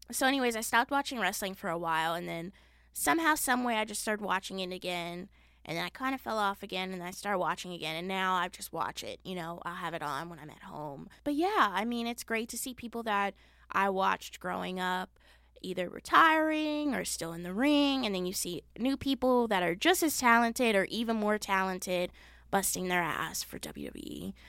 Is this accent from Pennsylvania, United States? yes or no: no; Las Vegas, Nevada, United States; I was born and raised in Las Vegas